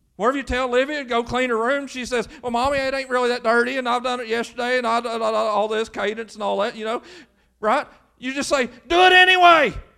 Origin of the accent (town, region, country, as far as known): Lewis County, Kentucky, United States